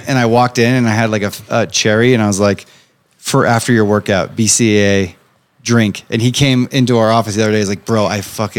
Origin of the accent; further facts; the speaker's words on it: Grand Junction, Colorado, United States; my hometown of Grand Junction